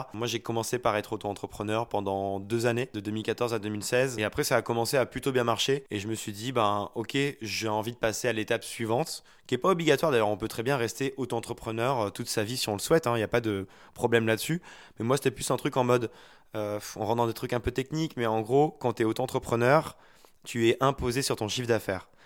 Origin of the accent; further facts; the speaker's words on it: Haute-Loire, Auvergne-Rhône-Alpes, France; Je viens d'un petit village de Haute-Loire, un lieu-dit de 200 habitants